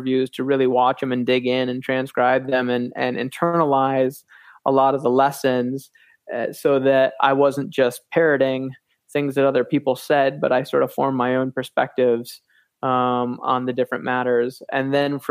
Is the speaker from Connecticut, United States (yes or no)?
no; Grand Rapids, Michigan, United States; I grew up in Grand Rapids, 45 minutes away from Magic